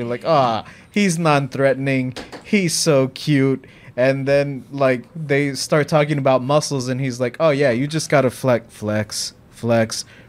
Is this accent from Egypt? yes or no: no; Mexico; Because growing up in Mexico, like, that's the way that the filmmakers back in her time would handle it